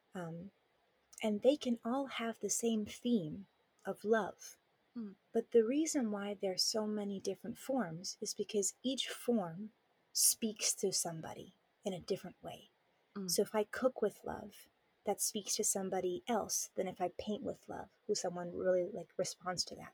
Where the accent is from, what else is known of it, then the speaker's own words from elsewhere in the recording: Southern California, United States; moved away as an adult; now in Taiwan; I grew up in Southern California